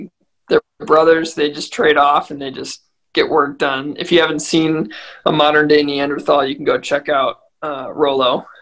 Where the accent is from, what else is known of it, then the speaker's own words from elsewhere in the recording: Milwaukee, Wisconsin, United States; The Milwaukee Bucks is going to be my selection, which is my hometown team, right?